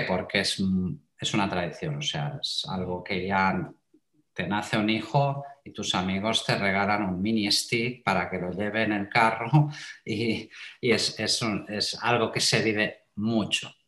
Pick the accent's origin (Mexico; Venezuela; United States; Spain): Spain; Terrassa, Catalonia; also born or lived in Matadepera; nací en Cataluña, soy un, buen catalán, para mm. decirlo de alguna forma. Y bueno, em, he, vivido toda mi vida, pues esto, en una ciudad que se llama Tarrasa